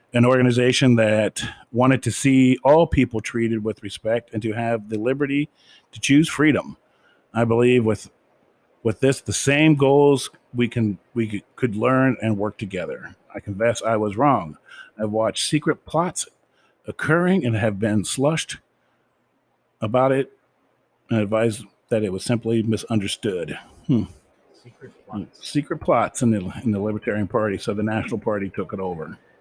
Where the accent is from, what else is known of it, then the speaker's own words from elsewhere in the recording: United States; as an American myself